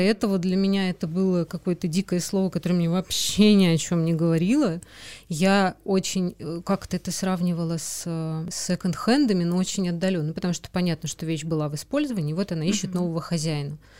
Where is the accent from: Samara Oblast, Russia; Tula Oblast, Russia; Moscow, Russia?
Moscow, Russia; moved away as an adult; now in Saint Petersburg, Russia; Я тоже из Москвы с молодым человеком вот переехала в Питер